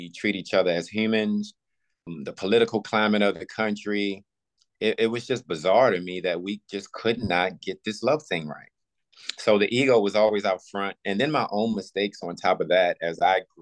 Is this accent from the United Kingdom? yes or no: no; Buckingham County, Virginia, United States; moved away as an adult; also born or lived in Los Angeles / Pittsburgh / Philadelphia; Virginia, my hometown, Buckingham County